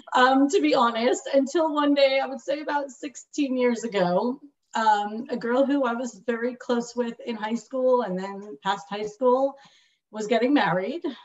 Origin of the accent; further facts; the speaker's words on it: Long Beach, California, United States; I grew up in Shlichus in Long Beach, California